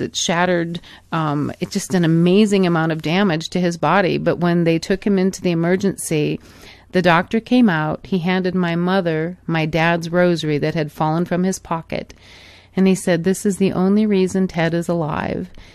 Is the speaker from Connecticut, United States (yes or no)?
no; Michigan, United States; moved away; also born or lived in Arizona; growing up in Michigan as a young girl, and then as my family moved to Arizona many, many years ago